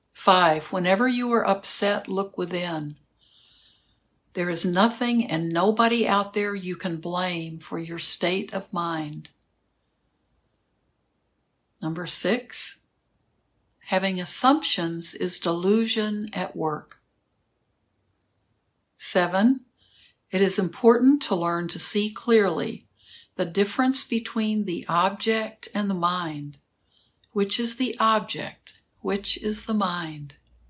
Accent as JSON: {"language": "English", "region": "the South", "country": "United States", "said": "And I'm from the South, of course, so I think that's part of the reason."}